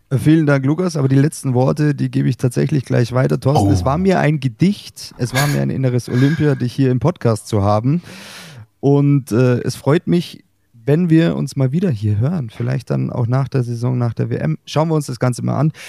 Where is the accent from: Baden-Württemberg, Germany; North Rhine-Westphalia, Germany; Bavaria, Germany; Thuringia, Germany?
Bavaria, Germany; Glonn; bei uns in Glon